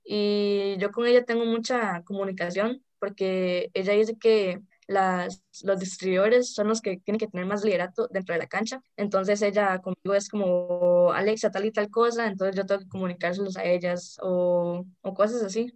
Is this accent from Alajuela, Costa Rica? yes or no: yes; San Ramón, Alajuela, Costa Rica; also born or lived in San José; toda mi vida he vivido aquí